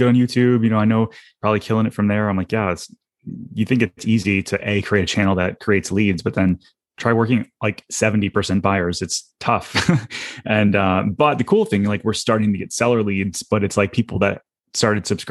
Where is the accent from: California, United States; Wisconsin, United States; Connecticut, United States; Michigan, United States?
Michigan, United States; Detroit; now in Orlando, United States; I'm not originally from Orlando. And so I'm from Detroit originally